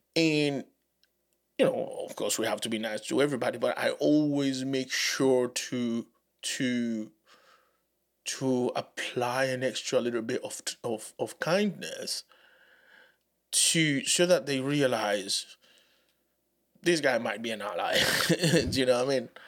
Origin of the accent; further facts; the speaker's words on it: Dominican Republic; English is a second language; moved away; also born or lived in Haiti; Growing up in the Dominican Republic, as, as a Haitian, I, uh, didn't have the accent that people expected me to have